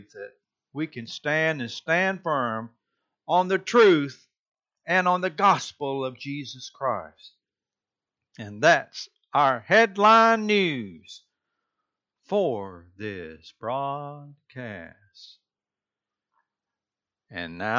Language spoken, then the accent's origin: English; Rincon, Georgia, United States; moved away; I'm originally from Rincon, Georgia, used to be a small Bedouin community of Savannah, Georgia, but now it's grown